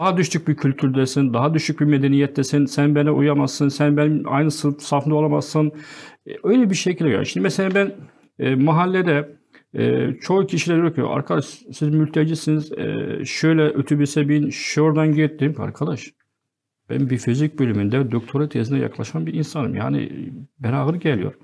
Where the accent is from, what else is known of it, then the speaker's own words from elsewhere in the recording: Azaz, Aleppo Governorate, Syria; Turkish is a second language; moved away as an adult; also born or lived in Deir ez-Zor, Syria; now in Turkey; köken Halep'ten, Azez bölgesine.